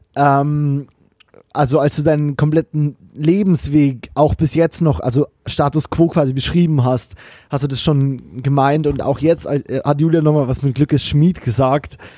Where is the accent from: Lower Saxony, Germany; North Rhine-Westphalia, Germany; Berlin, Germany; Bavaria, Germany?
Bavaria, Germany; now in Cologne, Germany; ich bin auch in Bayern aufgewachsen